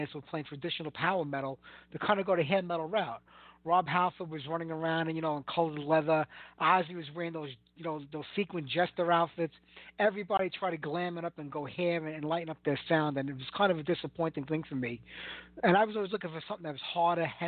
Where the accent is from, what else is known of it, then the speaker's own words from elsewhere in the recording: New York City, New York, United States; accent: heavy Brooklyn; my heavy Brooklyn accent